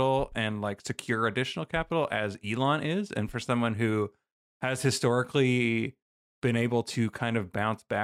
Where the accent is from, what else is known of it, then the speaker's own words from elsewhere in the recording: Canada; I'm from a nanny state, so you have to forgive me. I'm from Canada